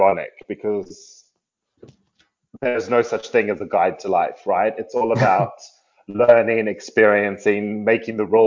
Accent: Sydney, New South Wales, Australia; moved away as an adult; also born or lived in South Africa; now in London, United Kingdom; I'm originally from Sydney, Australia. I was born in South Africa, but I grew up in Sydney.

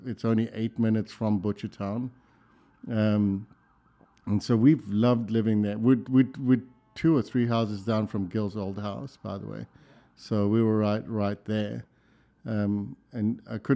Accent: South Africa; accent: South African; also born or lived in Sweden / London / Minneapolis; now in Louisville, United States; my accent is South African

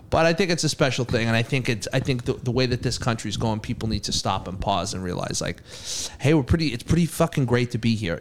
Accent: Massachusetts, United States; I'm from Massachusetts

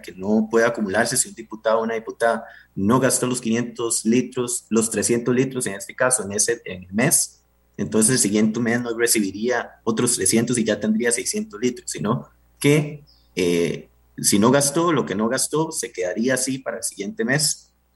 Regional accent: Pérez Zeledón, San José, Costa Rica; Yo vengo de Pérez, Y, la región Brunca

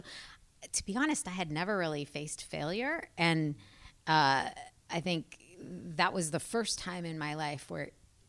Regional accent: the South, United States; now in Portland, United States; I really loved growing up in the South and I miss it.

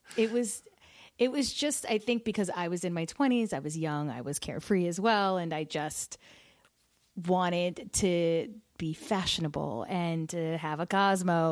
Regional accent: New Jersey, United States; I grew up in Jersey

